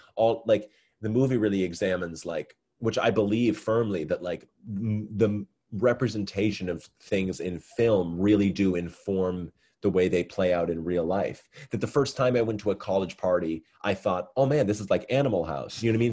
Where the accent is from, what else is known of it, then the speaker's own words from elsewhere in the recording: Massachusetts, United States; I'm from Massachusetts